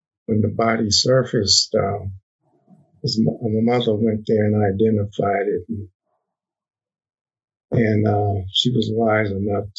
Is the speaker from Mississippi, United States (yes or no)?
yes; northern Mississippi, United States; moved away; also born or lived in San Francisco; I was born in Mississippi, northern Mississippi, in 1935